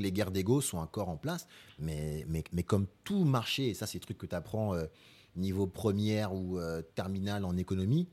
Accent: Épinay-sur-Seine, Île-de-France, France; also born or lived in Marie-Galante (ancestry); j'ai grandi à Épinay, mm. Épinay-sur-Seine, dans 93

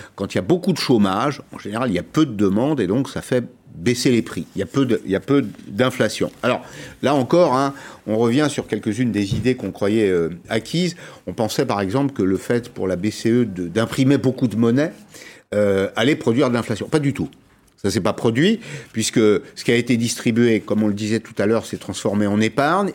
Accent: France; chez nous, en France

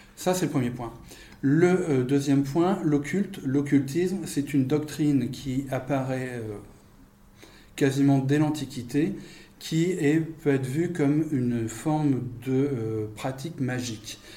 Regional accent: France; je suis français

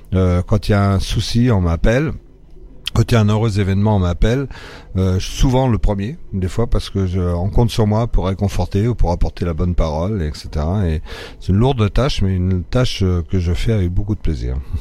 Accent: France; born or raised there; also born or lived in Morocco

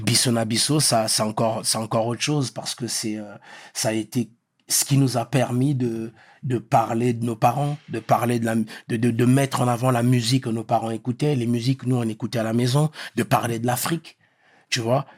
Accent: Meaux, Île-de-France, France; French is a second language; also born or lived in Pointe-Noire, Republic of the Congo; Moi, je suis de Meaux

